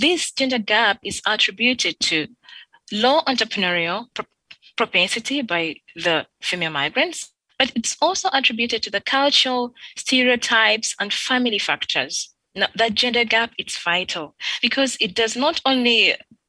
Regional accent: Uganda; moved away as an adult; also born or lived in Turkey; now in France; my country, I come from Uganda

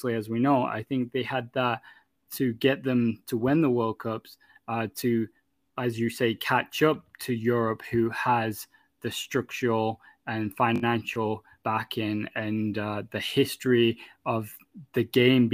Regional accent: England, United Kingdom; moved away as an adult; now in Canada; I was born and raised in England and moved over to Canada when I was 18, almost 19

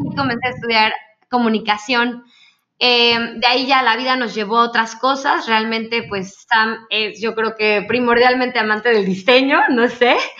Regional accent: Mexico; Nosotros como mexicanos

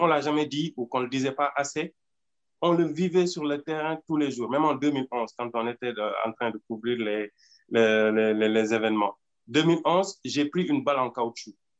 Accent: Senegal; Nous, au Sénégal

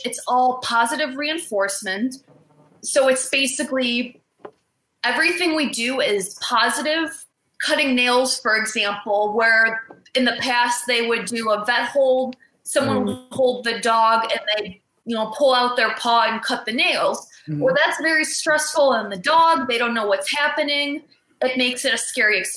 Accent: Cleveland, Ohio, United States; I'm from the Cleveland area in Cleveland, Ohio

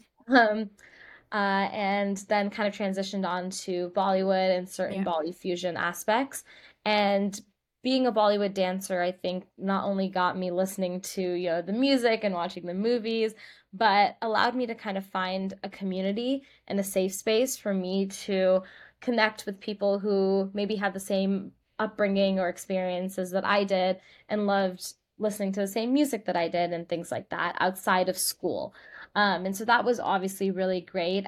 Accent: Bay Area, California, United States; I grew up in the Bay Area in California

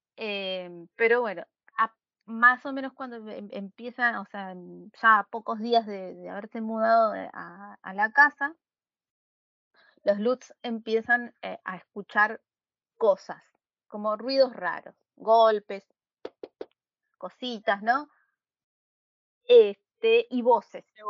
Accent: Buenos Aires, Argentina; nací en Buenos Aires hace 30 años

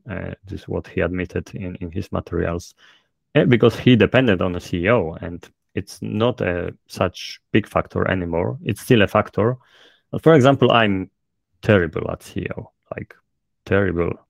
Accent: Poland; accent: thick Polish; English is a second language; my thick polish accent

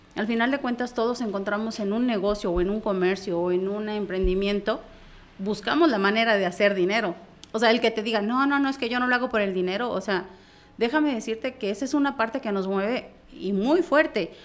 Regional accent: La Trinitaria, Chiapas, Mexico; yo soy originaria de Trinitaria

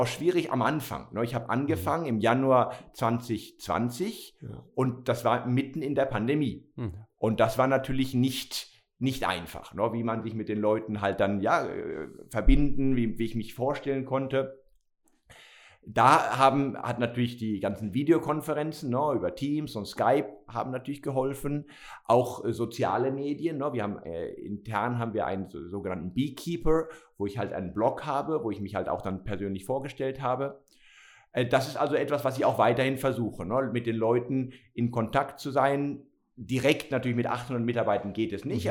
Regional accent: Barcelona, Catalonia, Spain; moved away as an adult; also born or lived in Germany / Basel, Switzerland / Madrid / San Francisco; now in Wolhusen, Switzerland; ich bin ja geboren und aufgewachsen in Barcelona.

